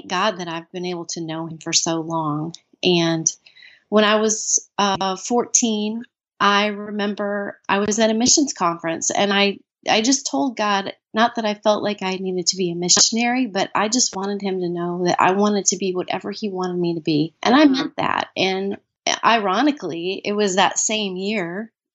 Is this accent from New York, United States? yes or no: no; Minnesota, United States; I was born in Minnesota. And I grew up in a very loving home